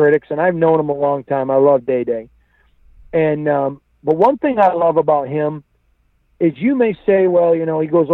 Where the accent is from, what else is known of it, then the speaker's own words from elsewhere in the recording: Michigan, United States; moved away as an adult; now in Las Vegas, United States; when I was a boy growing up in Michigan, we would play football in the ice and the snow